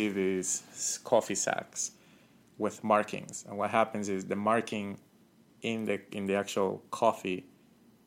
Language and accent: English; Ecuador; also born or lived in Colombia / Manta, Ecuador; now in United States; I'm from Colombia. I grew up in Ecuador.